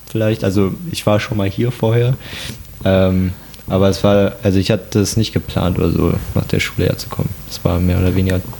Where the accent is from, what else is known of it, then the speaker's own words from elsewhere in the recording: North Rhine-Westphalia, Germany; now in Mainz, Germany; auch also aus der Nähe von Köln. Ist vielleicht so wie Koblenz, also aus dem Nachbar, aus der Nachbarstadt.